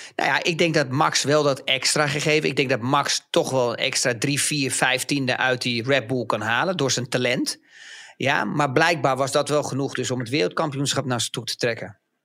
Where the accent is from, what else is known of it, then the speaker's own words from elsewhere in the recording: Netherlands; als Nederlanders